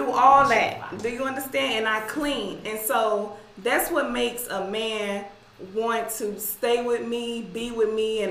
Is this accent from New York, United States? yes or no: no; Shreveport, Louisiana, United States; And then my grandmother raised me as well. And I'm from the South. I'm from Louisiana.